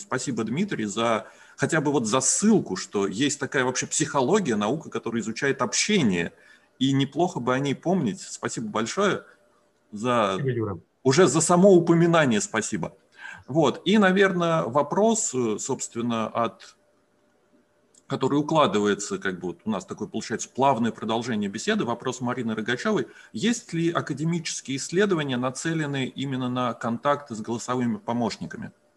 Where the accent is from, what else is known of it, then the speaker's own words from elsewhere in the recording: Russia; first language Russian; Мы родились в России, мы как native Russian speakers